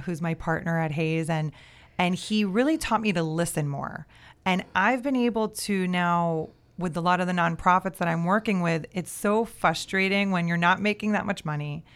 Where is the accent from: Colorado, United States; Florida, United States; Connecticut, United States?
Florida, United States; Miami; I'm born and raised in Miami